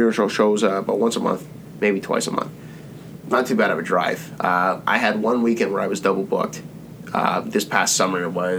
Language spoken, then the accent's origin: English; Brampton, Ontario, Canada; In Brampton. I grew up in Brampton.